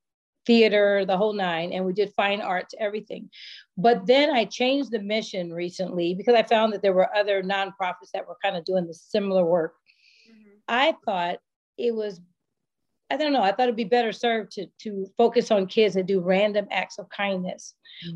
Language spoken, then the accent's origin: English; Bay Area, California, United States; moved away; I'm from the Bay Area.